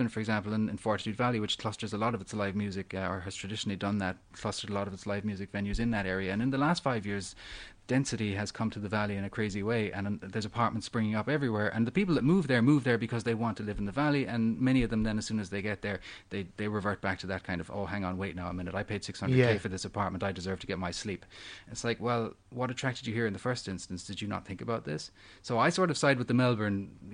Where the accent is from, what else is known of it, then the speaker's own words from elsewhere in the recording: Cork, Munster, Ireland; moved away as an adult; now in Australia; probably the greatest ever live music venue in my hometown in Cork was a place called the Lobby Bar